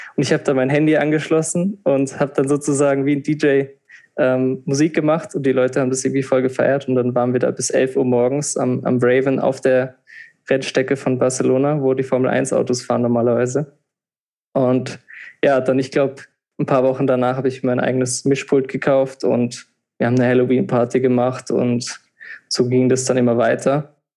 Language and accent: German; Rhineland-Palatinate, Germany; moved away as an adult; now in Vienna, Austria; ich komme ursprünglich aus Deutschland, wie man hört, ähm, aus der Pfalz, so wie du auch. Und wir haben ja da auch zusammen Abitur gemacht.